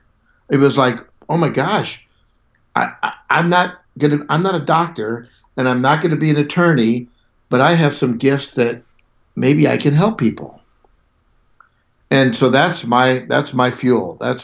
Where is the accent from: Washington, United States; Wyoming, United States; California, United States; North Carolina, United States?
California, United States; Southern; I grew up in Southern California.